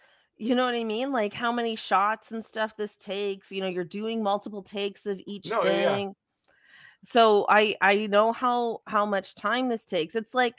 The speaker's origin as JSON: {"language": "English", "country": "Canada", "said": "I'm actually not sure. We're Canadian."}